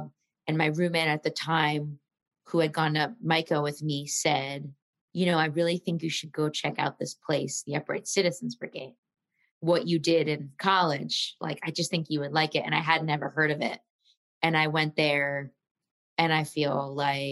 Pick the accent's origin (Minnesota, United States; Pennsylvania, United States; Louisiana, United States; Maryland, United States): Pennsylvania, United States; Philadelphia; as a kid, I'm from Philly, and my parents were very sweet, and they let me sign up for classes at the Walnut Street Theater every Saturday